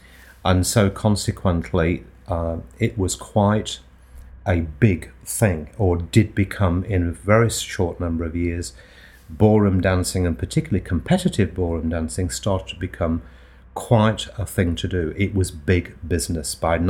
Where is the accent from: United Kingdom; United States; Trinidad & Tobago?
United Kingdom; Nottingham, East Midlands; accent: Nottingham; and so consequently I've lost most of my Nottingham accent.